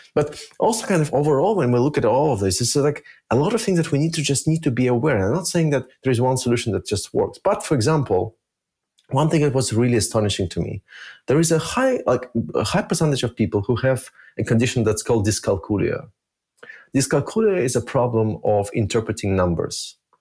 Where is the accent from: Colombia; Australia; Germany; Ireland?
Germany; also born or lived in Minsk, Belarus; I actually grew up in Germany